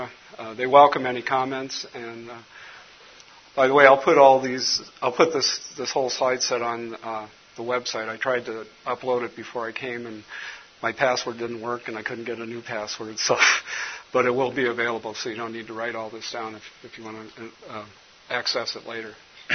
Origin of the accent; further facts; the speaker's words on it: Minnesota, United States; I'm from Minnesota, and I just got over a cold, so if my voice gets a little cloudy, Les will agree with me.